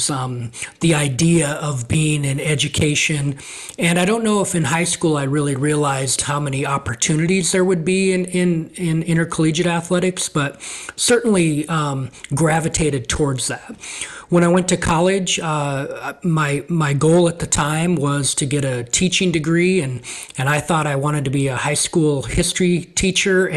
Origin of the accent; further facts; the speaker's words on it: Montana, United States; moved away as an adult; also born or lived in La Grande, Oregon; now in Oregon, United States; growing up in Montana, it's just very much an outdoor environment.